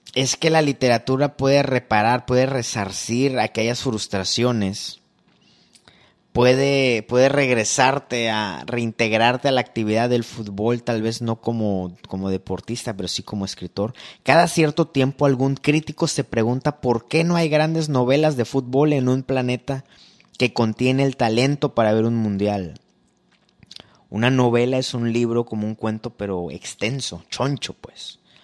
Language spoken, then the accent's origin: Spanish; Veracruz, Mexico; yo nací en Veracruz